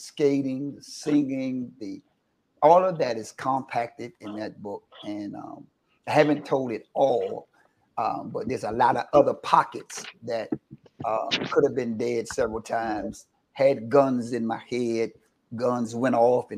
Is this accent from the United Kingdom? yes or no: no; Washington, District of Columbia, United States; I've been born and raised in Washington, D.C., been here all my life, raised in the church